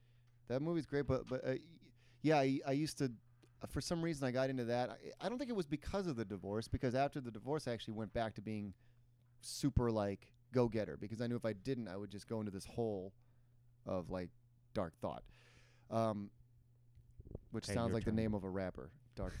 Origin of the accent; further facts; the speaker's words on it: Midwest, United States; moved away as an adult; now in Los Angeles, United States; being a Midwesterner coming here.